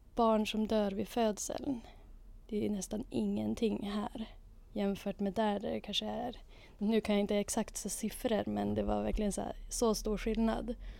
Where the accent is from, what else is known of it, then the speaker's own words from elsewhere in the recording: Umeå, Västerbotten County, Sweden; also born or lived in London, United Kingdom / Arkansas, United States; född och uppvuxen på Ålidhem i Umeå